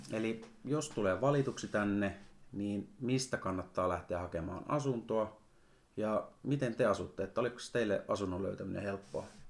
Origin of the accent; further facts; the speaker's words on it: Oulainen, North Ostrobothnia, Finland; also born or lived in Helsinki; now in Rovaniemi, Finland; nyt mä muutin Helsingistä, mä oon siellä asunut, mutta alun perin mä oon Oulaisista kotoisin